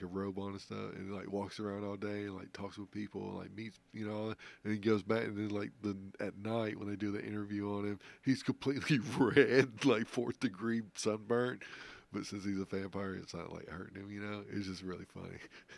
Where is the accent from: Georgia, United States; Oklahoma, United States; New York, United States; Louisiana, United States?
Louisiana, United States; New Orleans; Yeah, that's where I was born.